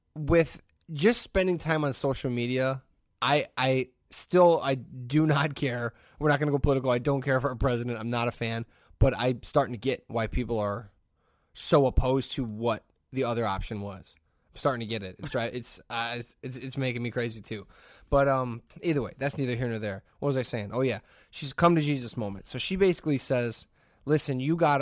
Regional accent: Hammond, Indiana, United States; I grew up in the Hessville area of Hammond

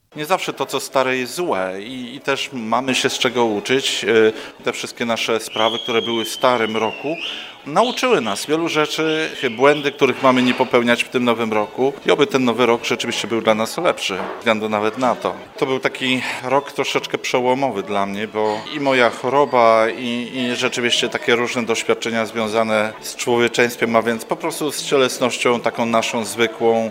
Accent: Podhale, Lesser Poland, Poland; also born or lived in Indiana, United States; now in Chicago, United States; Urodziłem się na Podhalu, pochodzę z Podhala, wychowałem się tam

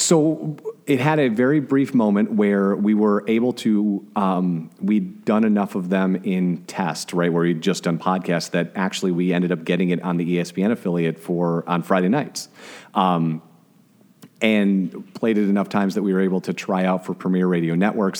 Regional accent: Glenview, Illinois, United States; moved away; I am originally from a city north of Chicago called Glenview

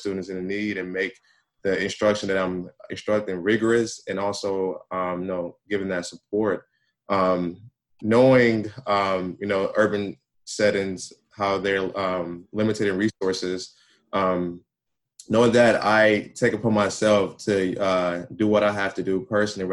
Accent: Milwaukee, Wisconsin, United States; I grew up in Milwaukee, and from K to 12th grade, I received urban education

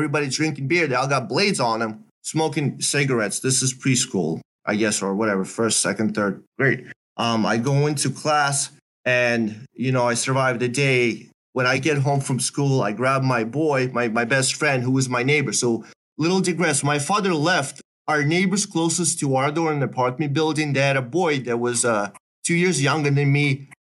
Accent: Belarus; English is a second language; So I'm growing up in Belarus. I'm partly my mother's side is in Belarus.

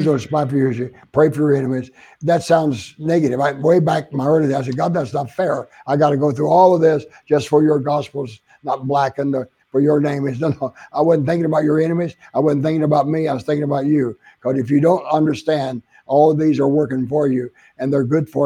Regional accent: Oklahoma, United States; also born or lived in San Antonio, Texas / Phoenix, Arizona; now in Florida, United States; I was from Oklahoma, the South

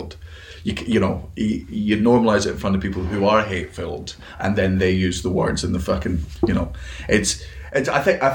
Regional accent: Fife, Scotland, United Kingdom; I grew up in Fife

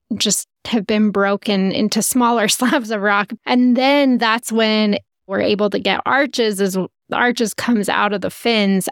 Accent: Utah, United States; We're from Utah

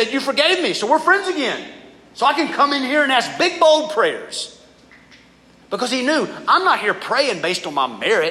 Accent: the South, United States; We grew up in the South

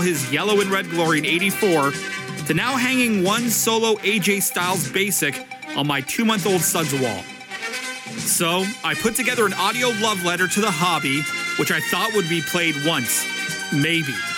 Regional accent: Canada; I'm from Canada

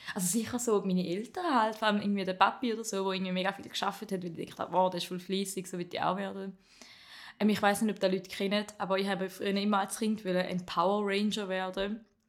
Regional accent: Appenzell Ausserrhoden, Switzerland; accent: St. Gallen; Ich komme aus dem Appenzell Ausroden, wie man vielleicht ein bisschen am Dialekt erkennt, obwohl es ein bisschen mehr St. Gallo ist

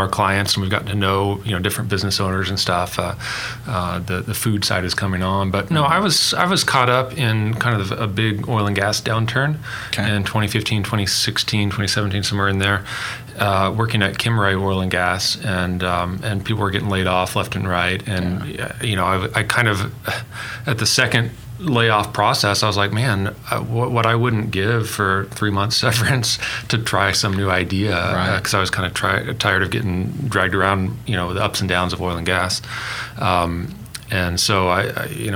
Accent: Edmond, Oklahoma, United States; also born or lived in Fayetteville, Arkansas; I was born in Oklahoma, lived here for 18 years, mm-hmm. Went to Edmond Memorial High School and graduated there.

